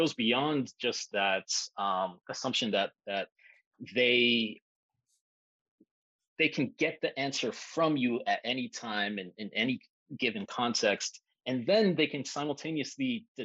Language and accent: English; Miami, Florida, United States; moved away; growing up in Miami